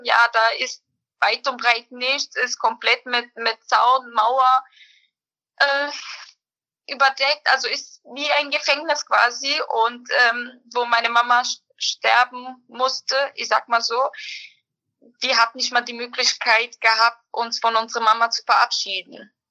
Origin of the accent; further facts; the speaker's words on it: Berlin, Germany; also born or lived in Bosnia and Herzegovina; ich bin im Endeffekt in Berlin aufgewachsen